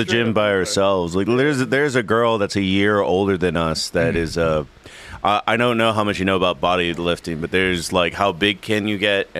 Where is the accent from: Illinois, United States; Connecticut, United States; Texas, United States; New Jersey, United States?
Texas, United States; Eagle Pass; Border Patrol agents that moved to my hometown, and they kind of are affecting the culture a little bit